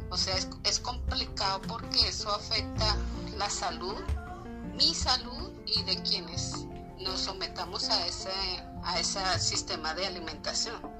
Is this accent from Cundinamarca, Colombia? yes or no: yes; Girardot, Cundinamarca, Colombia; soy del Jardín Social de Girardot.